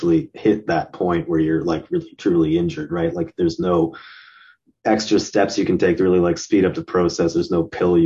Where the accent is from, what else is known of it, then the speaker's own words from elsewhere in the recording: Vancouver, British Columbia, Canada; I've never managed to escape my hometown